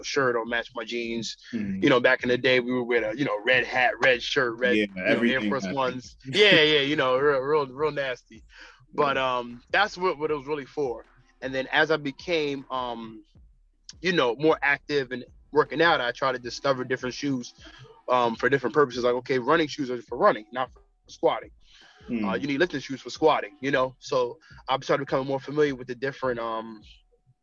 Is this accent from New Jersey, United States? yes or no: yes; Newark, New Jersey, United States; I'm from Newark, New Jersey